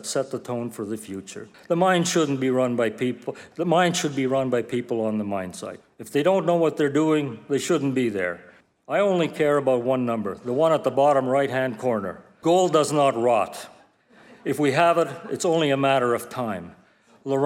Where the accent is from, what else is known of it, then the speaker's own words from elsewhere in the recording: Rouyn-Noranda, Quebec, Canada; my hometown, Rouyn-Noranda